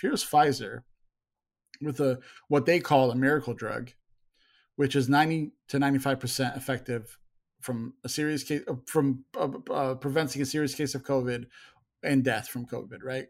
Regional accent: Chicago, Illinois, United States; I grew up in Chicago

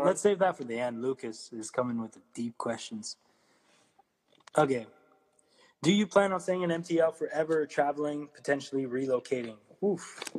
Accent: Ottawa, Ontario, Canada; I'm from Ottawa too, man. Shout out. 94, play soccer in Dupass, bro.

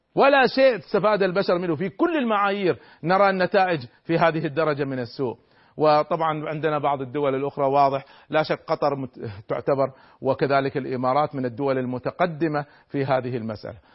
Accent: Kuwait; نحن عندنا في الكويت

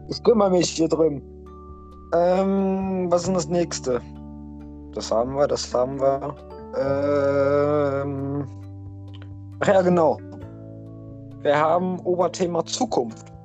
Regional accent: Netherlands; German is a second language; Ja, stimmt, ich bin Holländer.

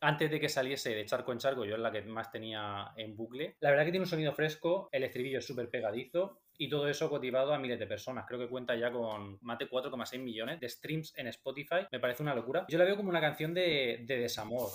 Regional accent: Region of Murcia, Spain; siendo nosotros de Murcia

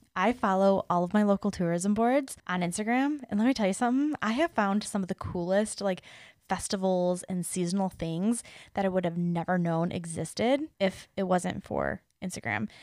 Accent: Detroit, Michigan, United States; I'm from Metro Detroit

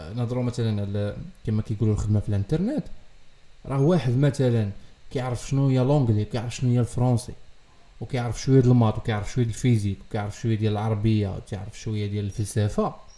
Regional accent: Morocco; عندنا في المغرب

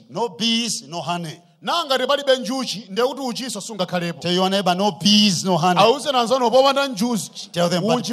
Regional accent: Malawi; I come from the Mozambique border

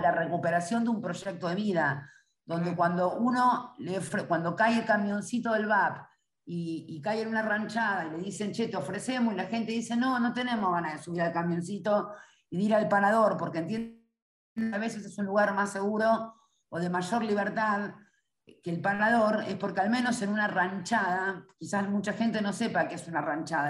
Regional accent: Buenos Aires, Argentina; Yo soy primera generación porteña

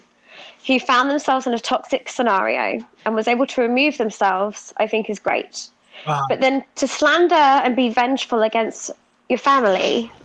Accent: Northampton, East Midlands, United Kingdom; Northampton, where I'm born

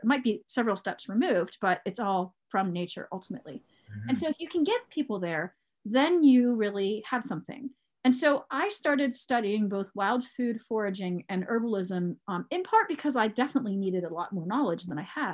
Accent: Cambria County, Pennsylvania, United States; also born or lived in Michigan / Indiana County, Pennsylvania; I'm in Indiana County, and I actually grew up in Cambria County

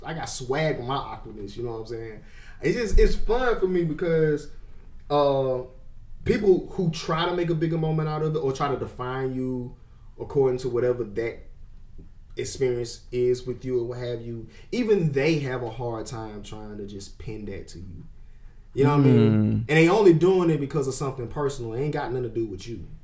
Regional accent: Prichard, Alabama, United States; I'm from Gulf Village. Yeah, from Pritchett

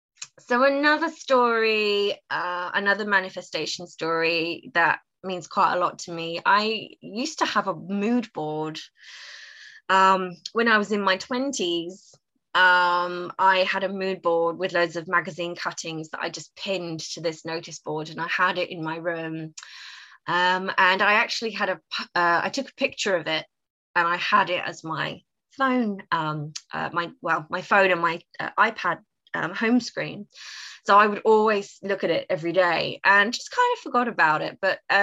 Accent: United Kingdom; Being British, I was slightly mortified with the dancing

